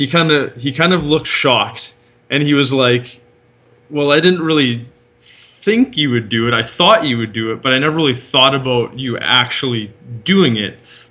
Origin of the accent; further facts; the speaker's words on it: Canada; moved away as an adult; now in Netherlands; for me at least, being a Canadian